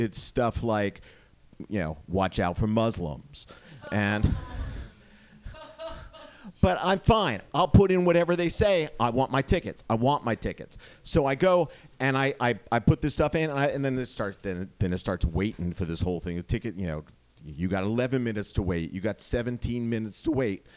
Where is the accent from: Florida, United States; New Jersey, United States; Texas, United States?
New Jersey, United States; now in Oakland, United States; I'm originally from New Jersey